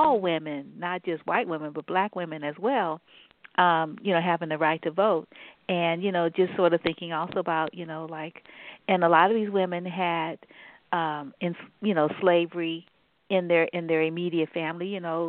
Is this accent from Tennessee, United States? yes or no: no; New Orleans, Louisiana, United States; you're from one of those southern states, and so am I, actually. I'm from New Orleans.